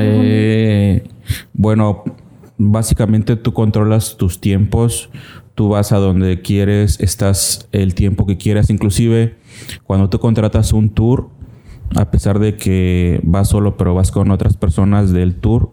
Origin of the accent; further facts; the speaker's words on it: Cintalapa, Chiapas, Mexico; also born or lived in Tuxtla Gutiérrez; soy 100% chimbombo, orgulloso de, haber nacido aquí en Cintalapa